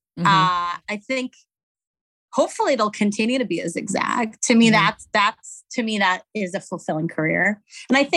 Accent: Abu Dhabi, United Arab Emirates; moved away as an adult; also born or lived in Algeria / Montreal, Canada; So I'm Algerian, was born in Algeria, grew up in Abu Dhabi, went to college in Montreal, Canada

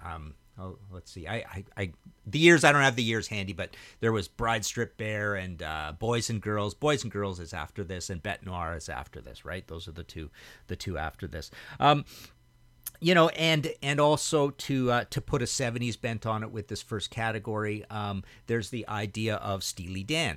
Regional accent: Trail, British Columbia, Canada; moved away as an adult; also born or lived in Hamilton / Vancouver; where I grew up in Trail, B C.

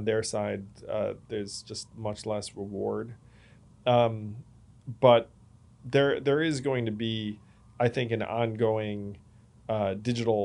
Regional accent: United States; as an American

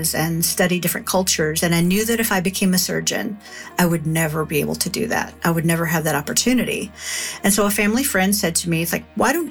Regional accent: Kentucky, United States; moved away as an adult; I grew up in Kentucky, so I was familiar with guns.

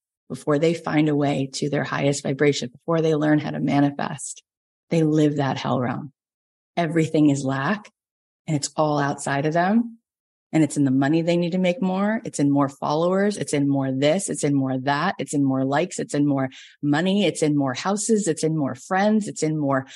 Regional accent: Florida, United States; moved away as an adult; now in Los Angeles, United States; I grew up in Florida, but I've been in LA for 20 years.

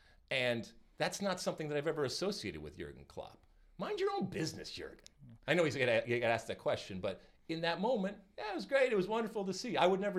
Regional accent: Detroit, Michigan, United States; I grew up in Detroit, and our proximity and connection with Canada was daily.

